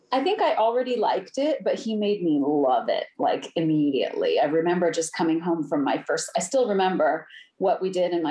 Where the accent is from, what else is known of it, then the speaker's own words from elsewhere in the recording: Ohio, United States; also born or lived in California / Germany; Home state. I'm from Ohio. I was born.